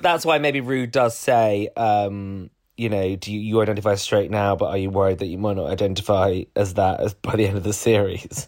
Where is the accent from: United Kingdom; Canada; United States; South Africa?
United Kingdom; also born or lived in London; us Brits